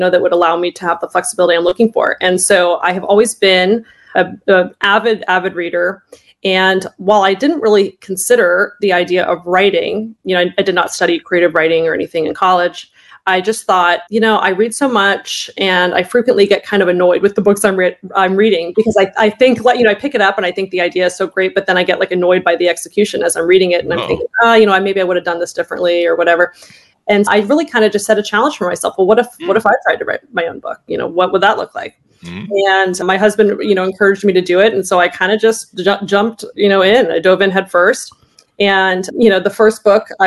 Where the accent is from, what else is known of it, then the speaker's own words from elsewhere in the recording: Orange County, Southern California, United States; moved away as an adult; also born or lived in Los Angeles, United States; now in Maryland, United States; I grew up in California, in Southern California, Orange County area